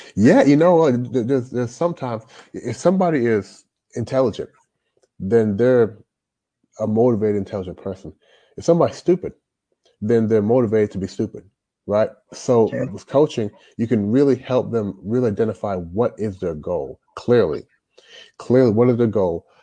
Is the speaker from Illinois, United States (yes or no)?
no; Louisville, Kentucky, United States; moved away as an adult; also born or lived in Toronto, Canada; now in China; I grew up in Louisville, Louisville, Kentucky.